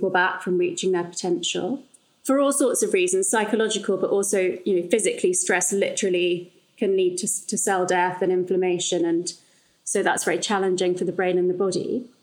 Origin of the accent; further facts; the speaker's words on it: London, United Kingdom; I grew up in London